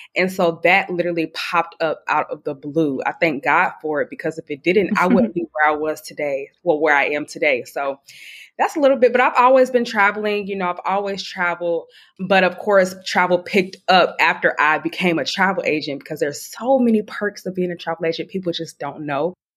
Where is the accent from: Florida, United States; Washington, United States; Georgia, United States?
Georgia, United States; Atlanta; now in Charleston, United States; I'm originally from Atlanta, Georgia. I am 27 years old, but I currently live in Charleston, South Carolina